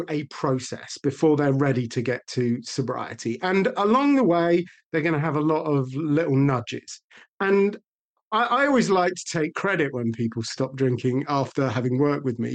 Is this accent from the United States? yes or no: no; United Kingdom; we are British